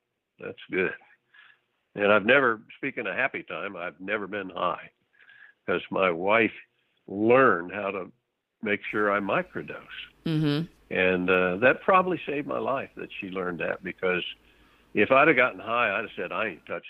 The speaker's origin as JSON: {"language": "English", "region": "Texas", "country": "United States", "said": "being a Texan"}